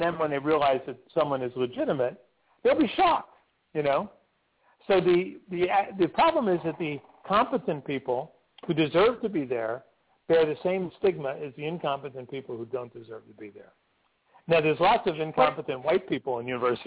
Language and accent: English; Newark, New Jersey, United States; I grew up in Newark in a single-parent household in a public housing project.